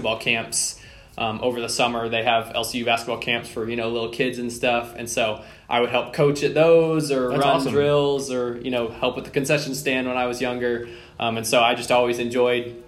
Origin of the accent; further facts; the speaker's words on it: Lubbock, Texas, United States; I grew up here in Lubbock. I lived in the same house my whole life